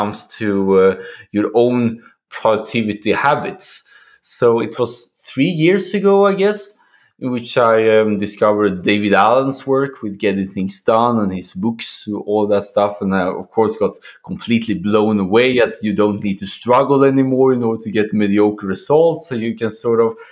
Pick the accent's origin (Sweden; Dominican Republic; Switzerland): Sweden; now in Poland; currently situated in Poland, but I'm originally from Sweden